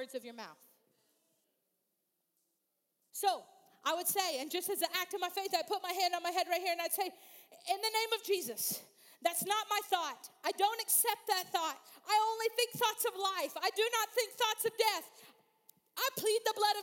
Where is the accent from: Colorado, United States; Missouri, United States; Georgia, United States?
Missouri, United States; I grew up in Missouri